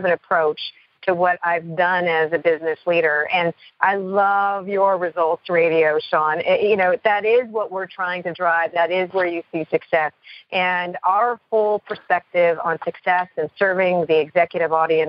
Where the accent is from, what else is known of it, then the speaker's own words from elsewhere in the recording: Canada; I am Canadian born